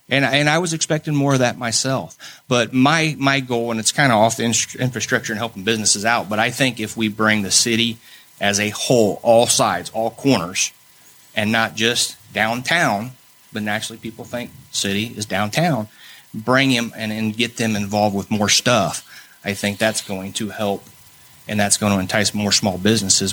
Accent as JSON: {"language": "English", "town": "Muncie", "region": "Indiana", "country": "United States", "moved": "as an adult", "lives_now": "New Castle, United States", "said": "I'm originally from Muncie, Indiana. We moved here about mm, 20 years ago uh, to Newcastle"}